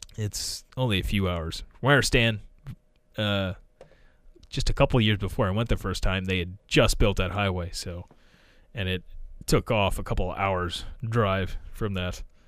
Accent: United States

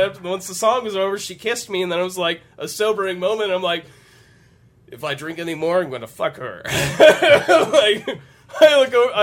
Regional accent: United States; I come from Franklin County, which is known for meth

